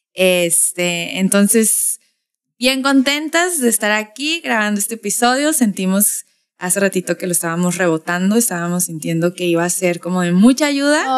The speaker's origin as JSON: {"language": "Spanish", "town": "Tijuana", "region": "Baja California", "country": "Mexico", "accent": "norteño tijuanense", "said": "mi acento norteño tijuanense"}